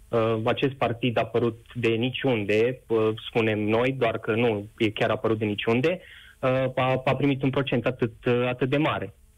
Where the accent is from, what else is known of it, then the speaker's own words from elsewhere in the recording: Harghita County, Romania; sunt chiar din Harghita